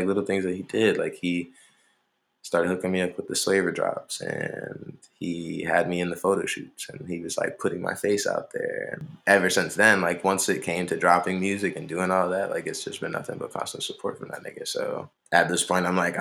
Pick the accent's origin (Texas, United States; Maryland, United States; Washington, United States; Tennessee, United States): Maryland, United States; Montgomery County; I'm from Montgomery County